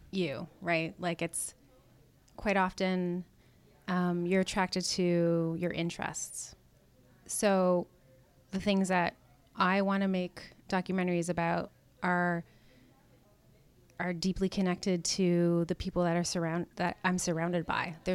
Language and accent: English; Canada; now in United States; I'm a Canadian American. I'll just put that out there. Very proud of where I come from.